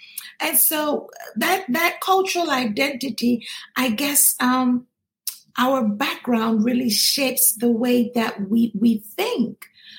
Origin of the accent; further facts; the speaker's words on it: Ghana; now in United States; I'm originally from Ghana, West Africa.